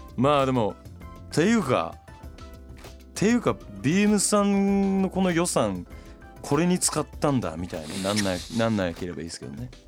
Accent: Japan; 三陸の都の海の出身

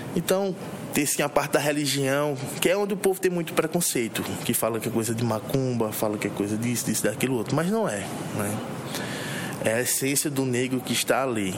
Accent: Arcoverde, Pernambuco, Brazil; nasci em Arco Verde no dia 21 de 5 de 92

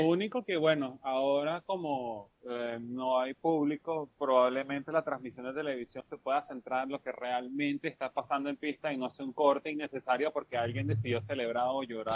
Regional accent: Venezuela; como buen estudiante venezolano

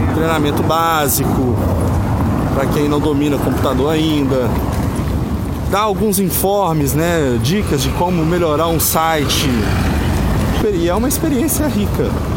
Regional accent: Minas Gerais, Brazil; also born or lived in São Paulo; Nasci em São Paulo, numa época que meus pais foram tentar a sorte por lá. E aos dois anos de idade vim para Minas é, em definitivo

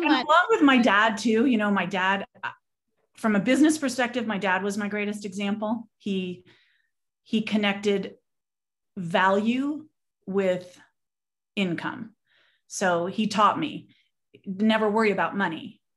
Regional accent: Southern California, United States; I was born and raised in Southern California

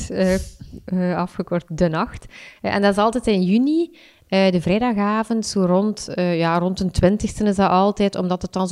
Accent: Ghent, East Flanders, Belgium; now in Torhout, Belgium; Ik, ik kom van Gent, maar... Um, mijn verhuis naar, naar Torhout.

